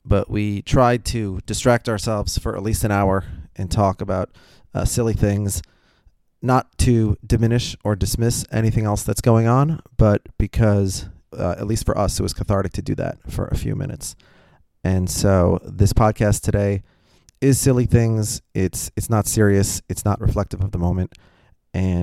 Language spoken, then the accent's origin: English; Minneapolis, Minnesota, United States; I'm from Minneapolis. I was born in Minneapolis.